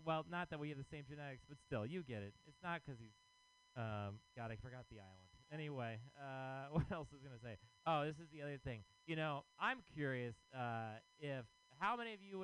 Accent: Texas, United States; now in San Francisco, United States; I am from Texas.

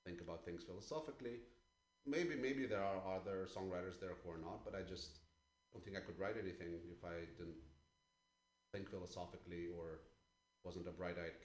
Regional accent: Ukraine; moved away; I'm originally from Ukraine

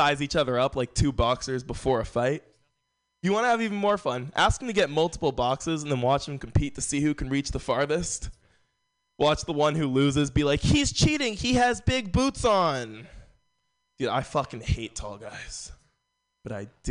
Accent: San Francisco, California, United States; Growing up in San Francisco

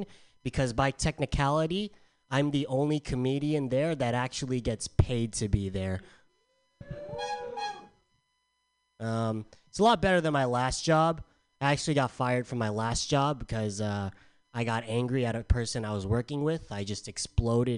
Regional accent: San Diego, California, United States; moved away; I'm from San Diego.

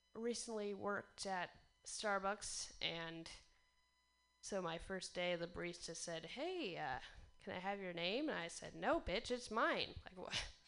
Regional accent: Portland, Oregon, United States; I'm from Portland, Oregon

